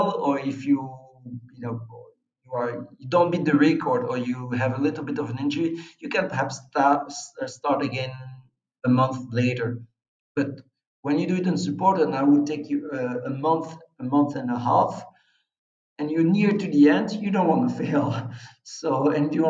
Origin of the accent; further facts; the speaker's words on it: Belgium; I'm from a small country